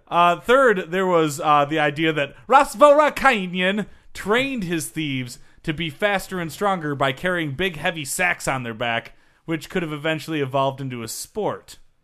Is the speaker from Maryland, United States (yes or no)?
no; Michigan, United States; I'm from Michigan.